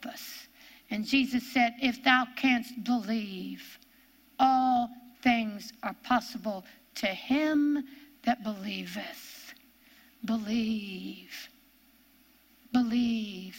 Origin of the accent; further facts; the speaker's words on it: Ohio, United States; accent: Ohio; my Ohio accent